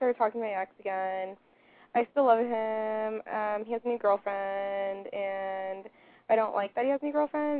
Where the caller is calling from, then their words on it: Santa Clarita, California, United States; I'm 22. I'm calling from Santa Clarita, California, like near L.A.